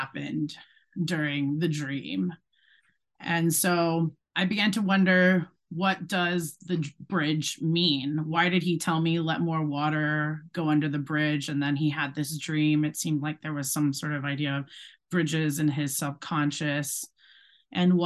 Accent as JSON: {"language": "English", "town": "Charlotte", "region": "North Carolina", "country": "United States", "tie": "born or raised there", "also_born_or_lived": "Connecticut / Ohio / Brooklyn, New York", "moved": "yes", "lives_now": "Ohio / Brooklyn, New York, United States", "said": "I was born in Connecticut, but when I was three, I moved to Charlotte, North Carolina"}